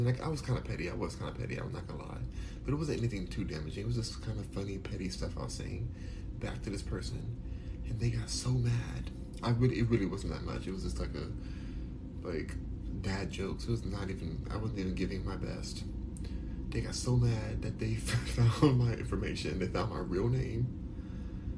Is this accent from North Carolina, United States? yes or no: no; Los Angeles, California, United States; also born or lived in New York; I'm born and raised in Los Angeles